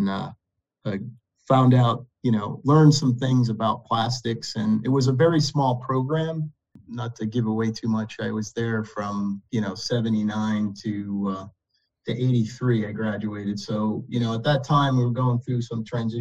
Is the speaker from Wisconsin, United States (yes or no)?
no; Lincoln, Rhode Island, United States; also born or lived in Massachusetts / Northern California; I was born and raised in Lincoln, Rhode Island.